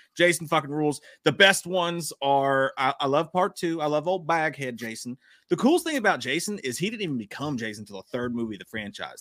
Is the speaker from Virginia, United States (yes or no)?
yes; Virginia Beach, Virginia, United States; moved away; also born or lived in Kentucky; I grew up in Virginia Beach